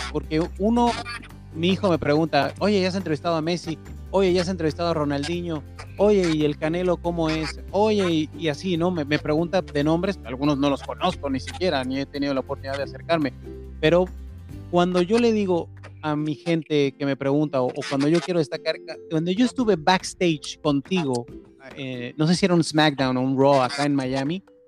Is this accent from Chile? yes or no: no; Mexico; como mexicano